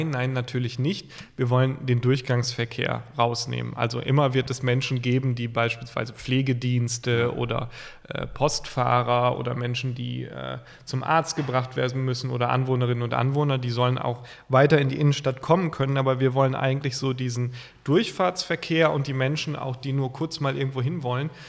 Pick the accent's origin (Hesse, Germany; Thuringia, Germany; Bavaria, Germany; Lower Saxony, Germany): Lower Saxony, Germany; ich komme ja aus, aus dem Osnabrücker Land, Teutoburger Wald